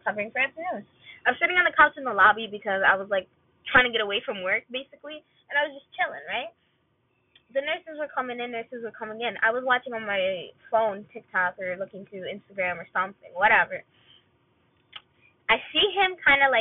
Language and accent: English; Palestine; I was from Palestine.